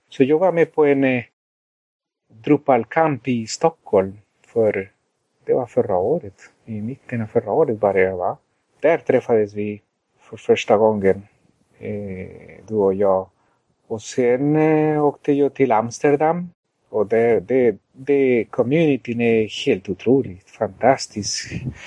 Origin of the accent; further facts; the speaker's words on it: Colombia; Swedish is a second language; also born or lived in Sweden; now in United States; sedan jag föddes i Colombia